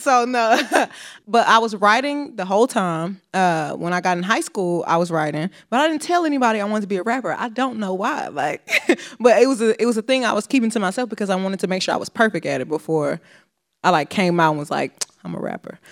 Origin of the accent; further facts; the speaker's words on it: Houston, Texas, United States; Growing up in Houston